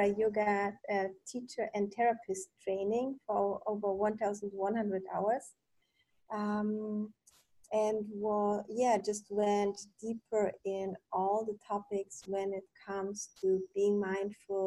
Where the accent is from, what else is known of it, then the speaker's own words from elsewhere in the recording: Germany; also born or lived in Poland / Munich; I'm originally from Poland. I grew up in Germany